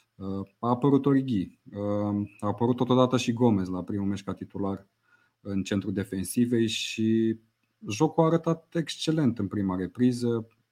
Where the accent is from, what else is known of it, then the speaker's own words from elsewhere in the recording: Romania; noi ca români